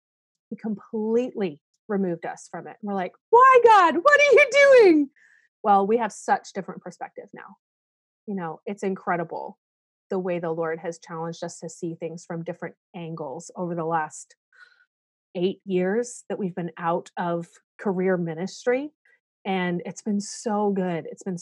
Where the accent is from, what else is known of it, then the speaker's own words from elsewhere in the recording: South Korea; I'm a missionary kid. Yeah. I grew up in Korea.